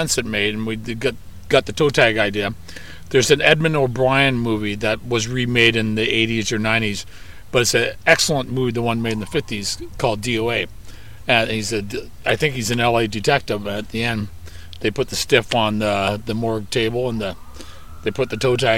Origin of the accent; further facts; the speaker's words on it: Vancouver, British Columbia, Canada; we're from Vancouver, Canada